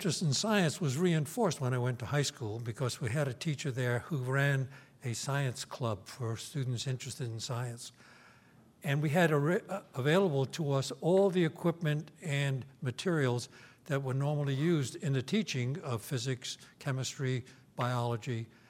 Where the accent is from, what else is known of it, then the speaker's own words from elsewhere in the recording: New York City, New York, United States; now in Stanford, United States; I was born and schooled in New York, in Brooklyn exactly